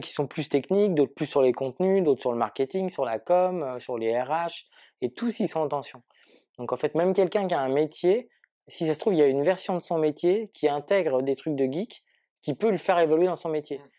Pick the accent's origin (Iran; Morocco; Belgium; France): France; Marseille, Provence-Alpes-Côte d'Azur; je suis Marseillais